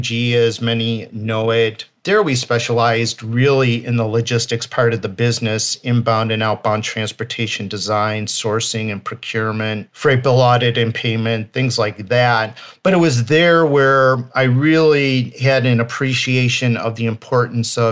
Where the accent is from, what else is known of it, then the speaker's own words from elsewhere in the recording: Chicago, Illinois, United States; born and raised in the Chicago area